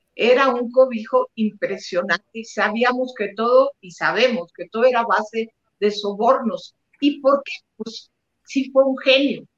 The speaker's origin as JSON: {"language": "Spanish", "town": "Monterrey", "region": "Nuevo León", "country": "Mexico", "said": "de donde soy yo de Monterrey, Nuevo León"}